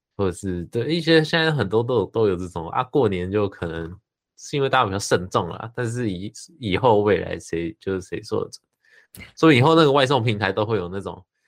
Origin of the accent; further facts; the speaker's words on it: New Taipei, Taiwan; 我是新北人